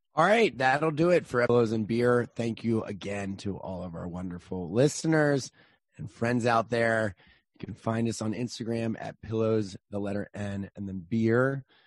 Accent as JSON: {"language": "English", "region": "Northeast", "country": "United States", "tie": "born or raised there", "moved": "yes", "lives_now": "South Carolina, United States", "said": "what I grew up on in the Northeast"}